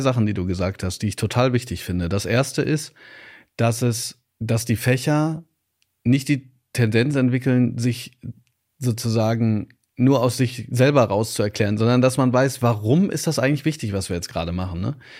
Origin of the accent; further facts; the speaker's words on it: Ruhr area, North Rhine-Westphalia, Germany; Ich komme aus dem Pott